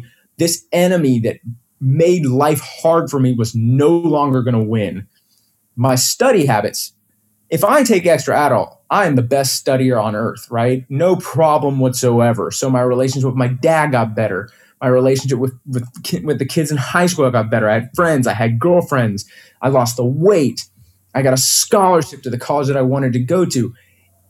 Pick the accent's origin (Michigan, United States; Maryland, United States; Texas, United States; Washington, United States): Texas, United States; Houston; also born or lived in Austin; we moved to Austin from Houston right before I started high school